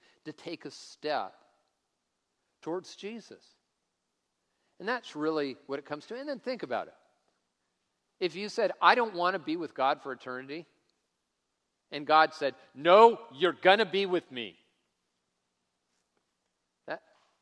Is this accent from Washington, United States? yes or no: yes; Tacoma, Washington, United States; I grew up in Tacoma driving old junky cars